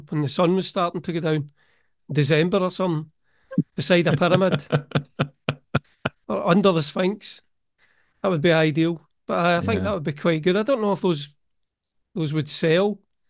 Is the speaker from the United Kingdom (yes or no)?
yes; Scotland, United Kingdom; No, I hate it. I'm from Scotland, remember.